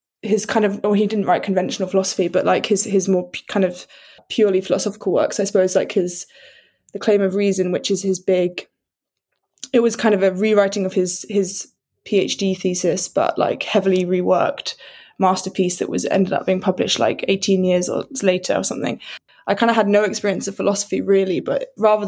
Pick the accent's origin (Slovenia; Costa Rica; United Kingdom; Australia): United Kingdom